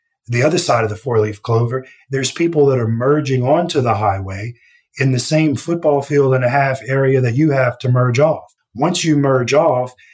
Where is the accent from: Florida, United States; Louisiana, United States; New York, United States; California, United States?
Louisiana, United States; when I was a kid growing up in Louisiana